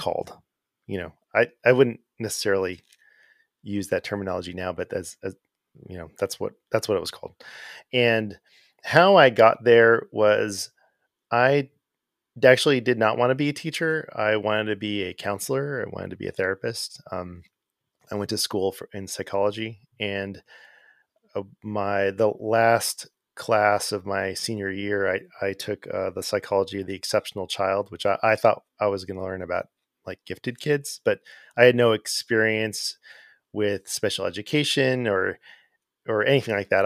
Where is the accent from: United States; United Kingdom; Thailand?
United States; Arcadia, California; moved away as an adult; also born or lived in Pasadena, California / Sierra Madre, California / Azusa, California; now in Atlanta, United States; I grew up in Southern California in a town called Arcadia. That's where I grew up.